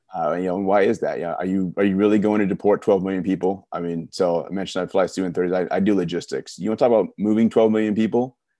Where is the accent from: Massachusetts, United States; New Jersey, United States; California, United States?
California, United States; growing up in California in the nineties